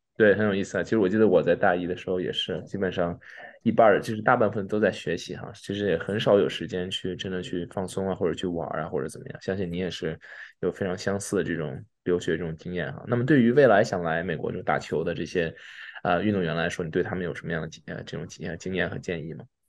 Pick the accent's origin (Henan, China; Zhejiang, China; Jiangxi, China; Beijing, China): Beijing, China; 大家知道我也是北京人